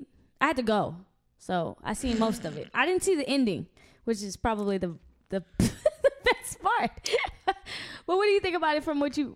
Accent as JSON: {"language": "English", "region": "Louisiana", "country": "United States", "said": "I'm from Louisiana."}